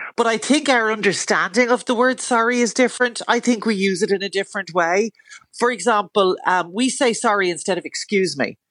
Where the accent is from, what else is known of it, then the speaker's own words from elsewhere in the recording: Dún Laoghaire, Leinster, Ireland; I grew up around Dunleary and I still live around Dunleary.